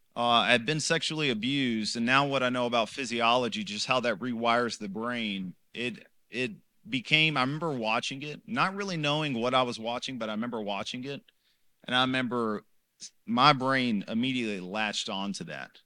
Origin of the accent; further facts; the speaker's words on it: Los Angeles, California, United States; Originally from Los Angeles, California